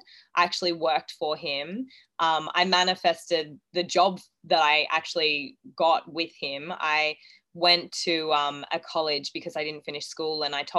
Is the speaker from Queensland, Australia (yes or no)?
yes; Gold Coast, Queensland, Australia; also born or lived in Townsville; So I was born in Townsville. We moved to the Gold Coast when I was about two. I grew up with a pretty normal upbringing, I like to think.